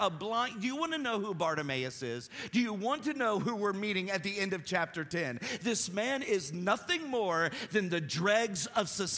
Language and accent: English; Appalachia, United States; I'm Appalachian, so I don't say Greek terms well